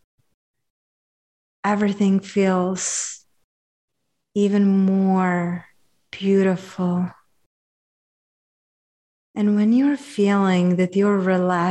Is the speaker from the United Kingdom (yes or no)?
no; Czechia; I'm from Czechia